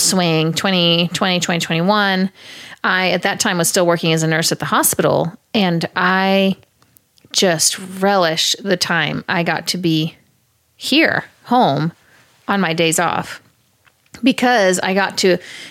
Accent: Kansas City, United States; I grew up in Kansas City

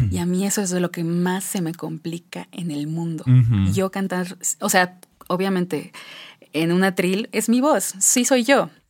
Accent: Mexico; somos mexicanos tocando folk irlandés.

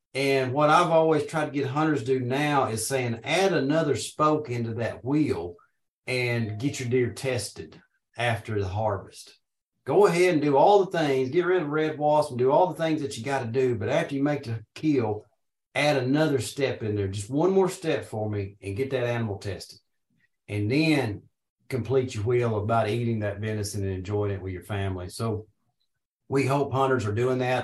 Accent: Paragould, Arkansas, United States; I'm from Northeast Arkansas originally. I was born and raised around Paragould

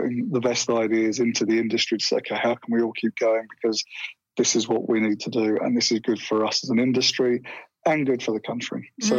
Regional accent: England, United Kingdom; accent: English; now in Australia; When I go back there, they seem to think that my accent's become Australian, and when I'm here, I'm still seen as sounding like an Englishman.

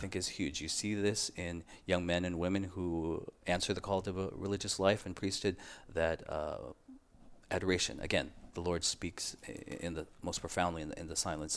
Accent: San Diego, California, United States; I grew up in San Diego, California, and I entered the order in two thousand two.

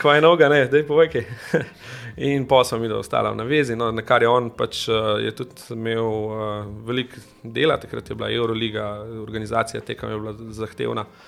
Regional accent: Domžale, Central Slovenia, Slovenia; jaz prihajam iz Domžale

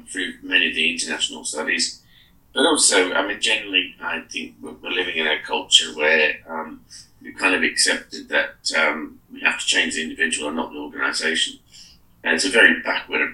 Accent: Australia; now in United Kingdom; I'm Australian

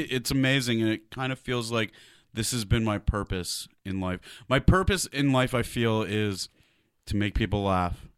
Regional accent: Detroit, Michigan, United States; I grew up on it in Detroit

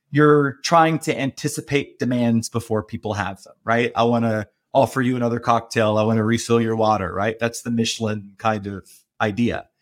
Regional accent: Baltimore, Maryland, United States; moved away as an adult; also born or lived in Japan / Beijing / New York; I'm from Baltimore, I grew up cooking in, in a crab house

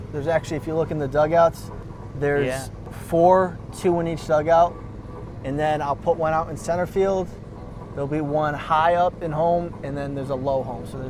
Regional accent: Stamford, Connecticut, United States; Stamford, Connecticut.

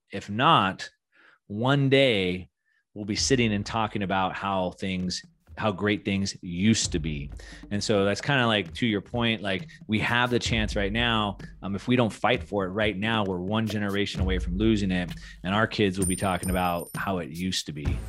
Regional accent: Southern California, United States; moved away as an adult; now in Puerto Rico; I'm from Southern California

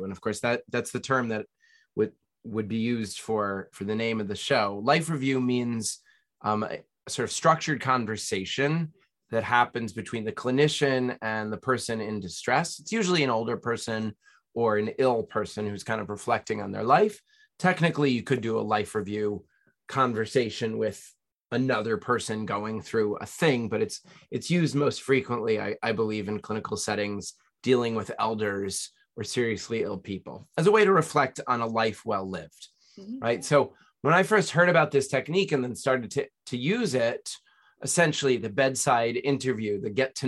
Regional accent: Nyack, New York, United States; raised in Nyack, New York, little town north of New York City

